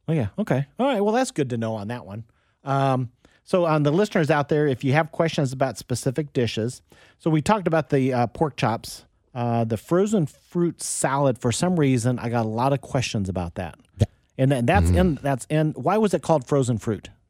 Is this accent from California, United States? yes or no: no; Wichita, Kansas, United States; also born or lived in Overland Park, Kansas; I was growing up in Wichita